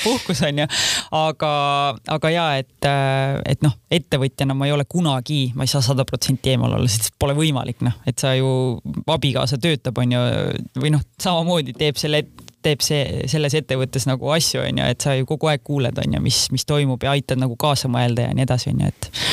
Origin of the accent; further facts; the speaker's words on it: Kose, Harju County, Estonia; also born or lived in London; ma kasvasin üles Kosel, kus elas kaks tuhat inimest